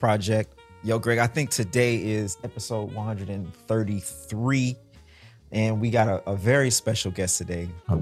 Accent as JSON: {"language": "English", "region": "Mississippi", "country": "United States", "tie": "born or raised there", "also_born_or_lived": "New Orleans", "moved": "yes", "lives_now": "New York, United States", "said": "growing up in Mississippi and then learning how to play in New Orleans"}